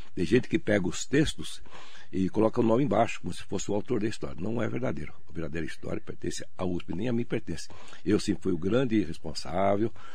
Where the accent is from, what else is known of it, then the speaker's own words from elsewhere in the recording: Suzano, São Paulo, Brazil; eu sou de Suzano